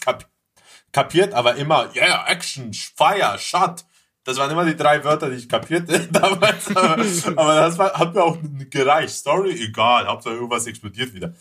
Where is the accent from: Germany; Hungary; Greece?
Greece; als Grieche